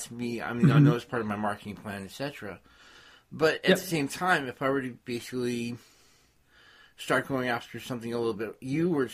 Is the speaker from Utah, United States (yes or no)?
no; California, United States; I'm from California